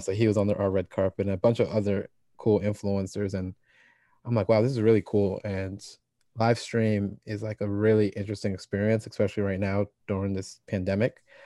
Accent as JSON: {"language": "English", "town": "Ewing", "region": "New Jersey", "country": "United States", "tie": "born or raised there", "also_born_or_lived": "Trenton, New Jersey", "said": "I was born in Trenton, uh, when I started grade school, uh, so I did preschool in Trenton, then started kindergarten"}